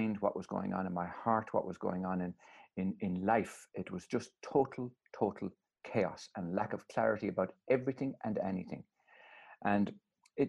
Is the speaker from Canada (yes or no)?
no; Ireland; I was brought up in Holy Catholic Ireland